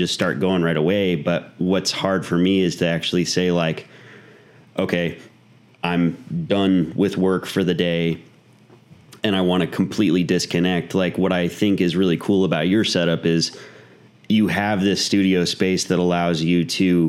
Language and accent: English; Mesa, Arizona, United States; also born or lived in Gilbert, Arizona; we're in Gilbert, Arizona. So I grew up in Mesa